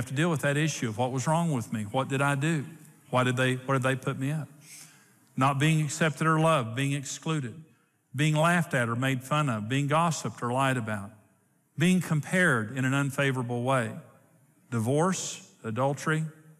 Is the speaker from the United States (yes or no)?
yes; Clarendon, Texas, United States; also born or lived in Wellington, Texas; So I was born in Wellington, Texas, in St. Joseph's Hospital. My parents lived in Clarendon